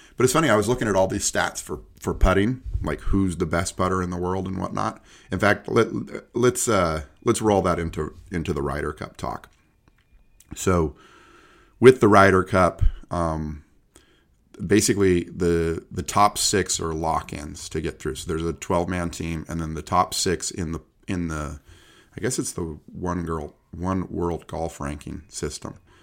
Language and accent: English; Chico, California, United States; where I grew up in Chico